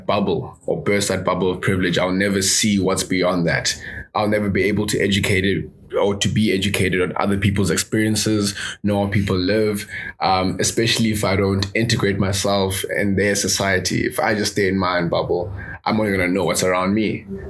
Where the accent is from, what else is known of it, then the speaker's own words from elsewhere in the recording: South Africa; I grew up in South Africa. My parents are divorced, so I moved city to city